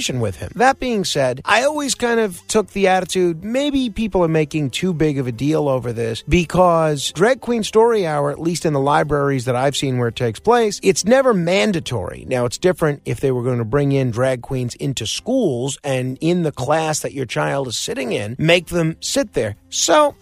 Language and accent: English; New York, United States; As a New Yorker